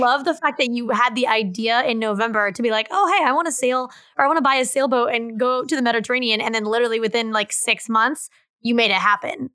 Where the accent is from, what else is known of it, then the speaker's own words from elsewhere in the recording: McPherson, Kansas, United States; also born or lived in Lawrence, Kansas; I was born in McPherson